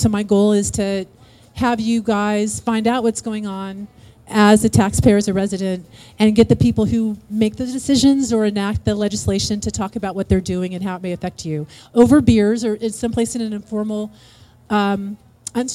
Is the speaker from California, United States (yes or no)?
yes; Carmichael, California, United States; moved away as an adult; I grew up here. I grew up in Carmichael, and then I left at 18 saying, I'm never coming back. This place is a cow town. It's so boring. And then I moved back last year.